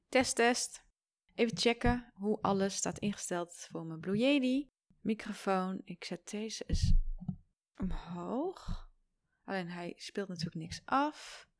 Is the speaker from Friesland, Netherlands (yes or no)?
yes; Friesland, Netherlands; ik ben als Fries